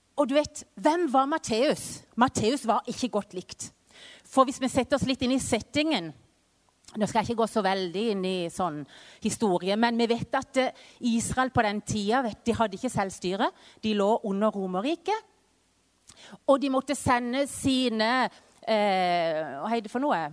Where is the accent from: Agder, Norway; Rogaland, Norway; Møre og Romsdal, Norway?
Agder, Norway; Vennesla; moved away as an adult; also born or lived in Mexico; now in Culiacán, Mexico; så er jeg jo født og oppvokst i Vennesla